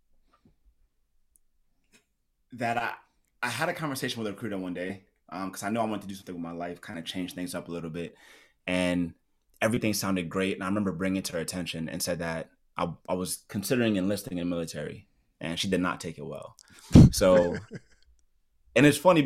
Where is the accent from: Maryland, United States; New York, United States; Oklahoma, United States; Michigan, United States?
New York, United States; New York City; moved away as an adult; also born or lived in Okinawa, Japan / Escondido, California / Oceanside, California; I'm born and raised in Brooklyn, New York